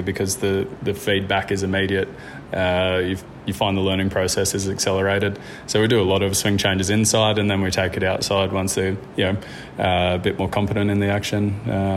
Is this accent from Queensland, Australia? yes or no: yes; Gold Coast, Queensland, Australia; moved away as an adult; now in Yamba, Australia; We grew up on the Gold Coast and we had an incredible upbringing on the beach